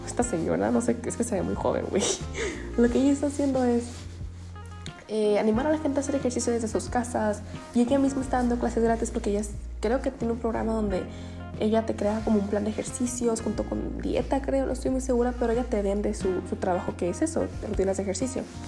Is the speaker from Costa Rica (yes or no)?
no; Ensenada, Baja California, Mexico; yo soy de Ensenada